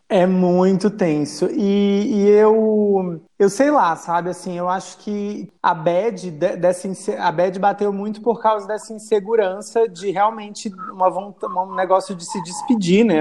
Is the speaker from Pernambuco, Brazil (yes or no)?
no; Acre, Brazil; moved away; also born or lived in Mossoró, Rio Grande do Norte; eu construí todas as minhas memórias no Acre